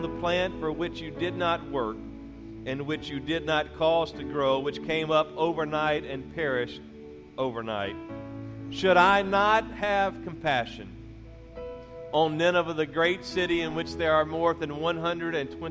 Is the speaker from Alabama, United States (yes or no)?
no; Louisiana, United States; moved away; also born or lived in Mississippi; I was born in Mississippi, raised in Louisiana